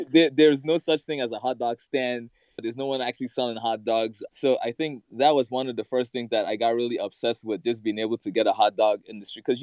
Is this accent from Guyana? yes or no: yes; Guyana; growing up in the Caribbean, especially in Guyana, like my parents, well, my grandparents, I should say, they had a farm.